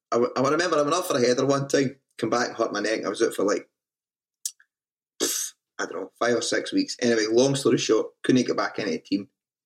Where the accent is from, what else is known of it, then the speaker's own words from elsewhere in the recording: Motherwell, Scotland, United Kingdom; Motherwell for me was it's a very proud, small, working class town.